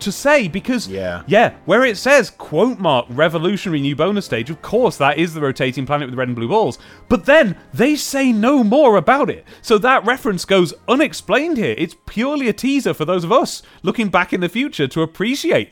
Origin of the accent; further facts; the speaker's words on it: United Kingdom